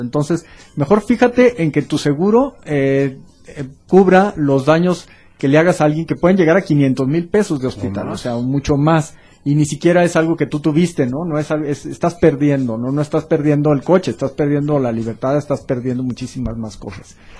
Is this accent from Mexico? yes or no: yes; Mexico